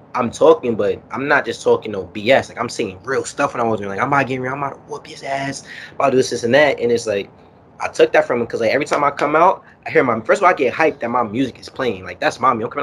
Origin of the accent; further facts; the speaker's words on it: New York City, New York, United States; also born or lived in Harlem, New York; I grew up in Kingsbridge on Cedric Avenue, so that's where hip-hop was founded